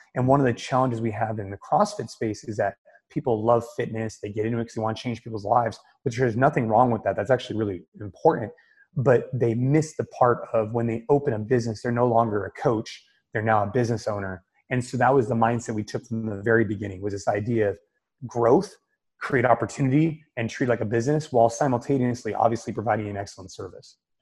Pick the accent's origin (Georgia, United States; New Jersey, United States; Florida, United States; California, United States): California, United States; Bay Area, Northern; NorCal which is where I'm from. I grew up in the Bay Area